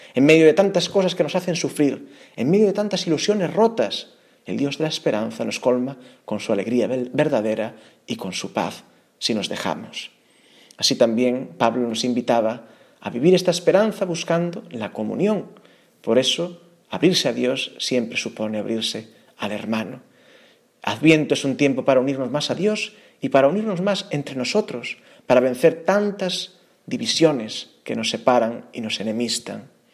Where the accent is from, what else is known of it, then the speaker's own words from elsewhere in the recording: Galicia, Spain; Aun siendo yo gallego